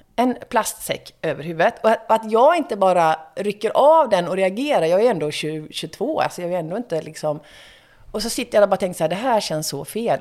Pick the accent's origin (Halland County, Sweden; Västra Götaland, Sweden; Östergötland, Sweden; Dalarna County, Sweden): Västra Götaland, Sweden; Gothenburg; moved away as an adult; also born or lived in Stockholm; som göteborgare